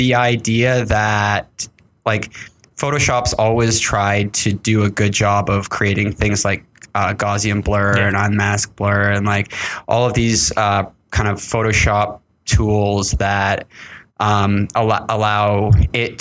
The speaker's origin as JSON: {"language": "English", "country": "Canada", "said": "I'm Canadian"}